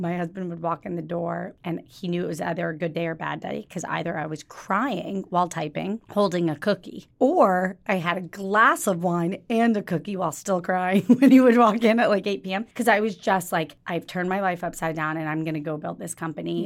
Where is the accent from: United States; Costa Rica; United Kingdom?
United States; Jacksonville, Florida; moved away; also born or lived in Kentucky; I was born in Kentucky. I grew up in Jacksonville, Florida, um, which is very close to Georgia.